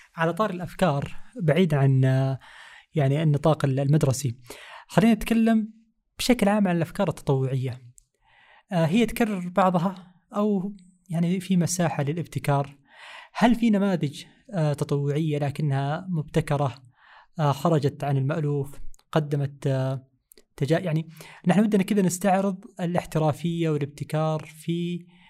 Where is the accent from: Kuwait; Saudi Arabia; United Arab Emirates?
Saudi Arabia; هنا عندنا في السعودية